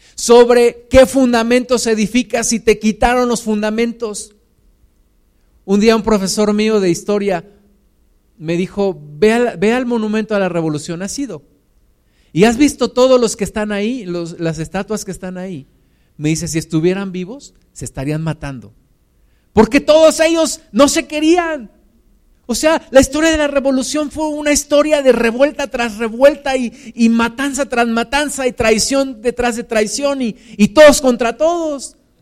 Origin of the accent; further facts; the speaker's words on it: Mexico; Somos los mismos mexicanos.